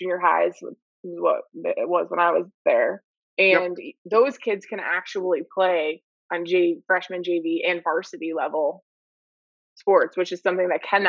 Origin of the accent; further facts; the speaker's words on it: New York, United States; moved away as an adult; now in Florida, United States; so I'm originally from New York. I went to high school in New York. And when I moved to Florida